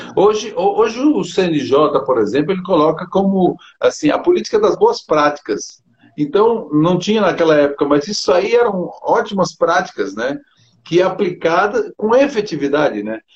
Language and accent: Portuguese; Criciúma, Santa Catarina, Brazil; Eu também sou catarinense, eu sou catarinense de, de Criciúma